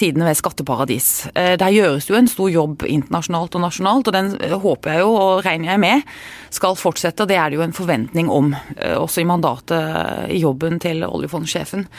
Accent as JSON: {"language": "Norwegian", "town": "Arendal", "region": "Agder", "country": "Norway", "said": "Jeg er jo fra Arendal"}